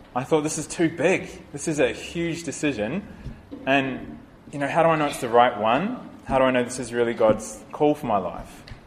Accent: New Zealand; I'm from New Zealand

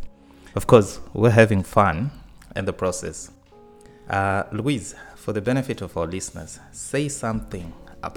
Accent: Zambia; moved away as an adult; now in Washington, United States; I am from the Republic of Zambia in the savannas of Southern Africa

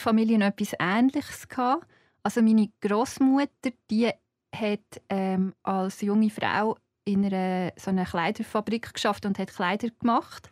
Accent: Zeiningen, Aargau, Switzerland; ich komme aus Zeinigen. Und Zeinigen ist, als ich Kind war, jetzt ist es gewachsen, aber als ich Kind war, war es klein

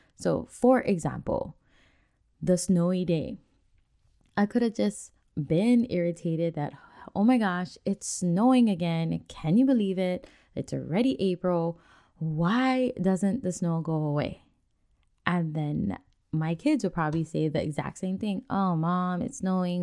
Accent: Hawaii, United States; moved away as an adult; now in Washington, United States; since we are from Hawaii and we don't get snow that much, even though we've been on the mainland up here in Washington for a few years now

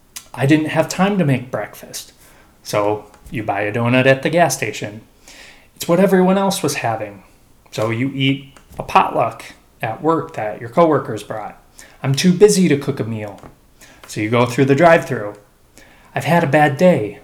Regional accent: Chicago, Illinois, United States; growing up in Chicago

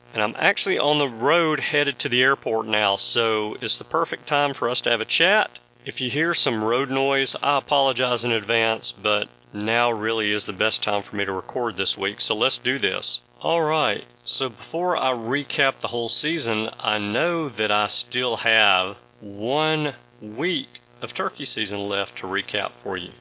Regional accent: the South, Southern United States, United States; as a Southerner

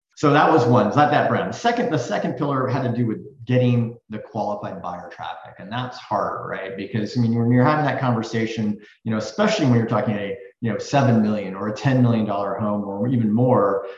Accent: Silicon Valley, California, United States; growing up in Silicon Valley

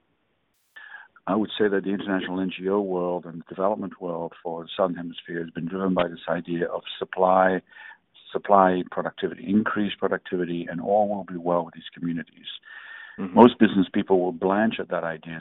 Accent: DR Congo; also born or lived in England; now in United States; I was born in Africa

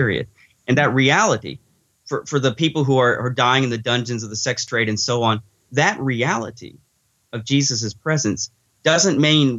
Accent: Arkansas, United States; So I was raised a Baptist in Arkansas.

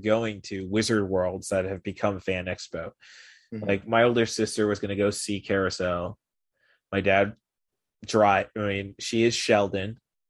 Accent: Dusseldorf, North Rhine-Westphalia, Germany; born there; I was born in Dusseldorf, and that is why.

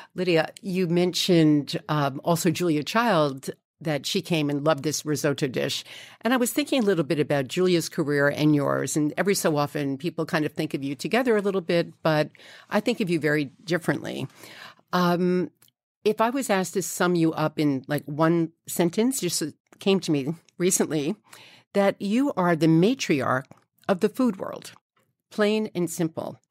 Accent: New York City, New York, United States; I grew up in Fresh Meadows, Queens

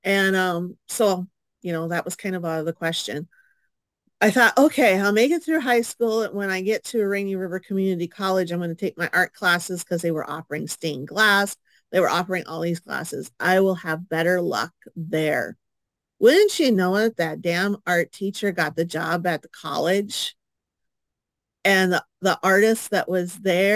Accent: International Falls, Minnesota, United States; moved away as an adult; also born or lived in Bemidji area, Minnesota; I am originally from International Falls, and I moved down here with my son and my mom to live with my sister

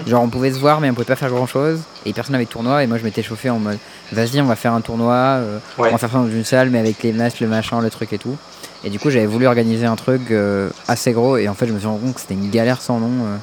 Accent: Paris, Île-de-France, France; je suis parisien

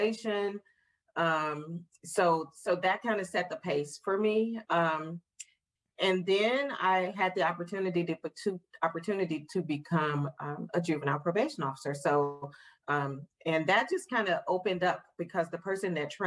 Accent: St. Louis, Missouri, United States; moved away as an adult; also born or lived in West Virginia; now in Canton, Ohio, United States; I'm originally from St. Louis. Grew up in the heart of St. Louis, graduated from high school there

